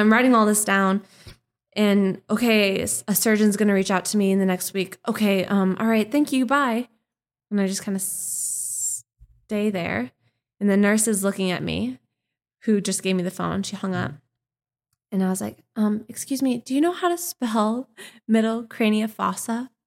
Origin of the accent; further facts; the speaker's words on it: Minnesota, United States; accent: Minnesotan; growing up in Minnesota